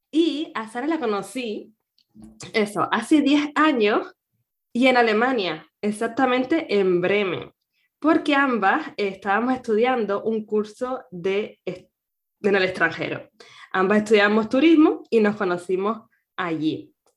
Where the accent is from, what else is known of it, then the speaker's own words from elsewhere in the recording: Canary Islands, Spain; nacida en Canarias